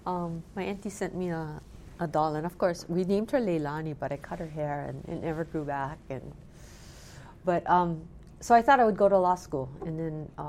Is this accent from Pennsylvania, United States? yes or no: no; Makawao, Maui, Hawaii, United States; I grew up in Makaua